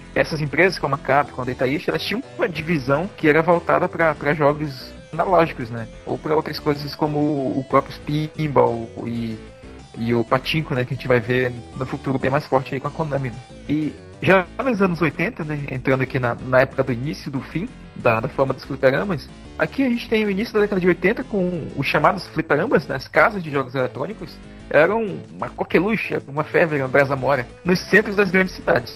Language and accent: Portuguese; Tefé, Amazonas, Brazil; moved away; na minha cidade, onde eu cresci, a minúscula de Tefé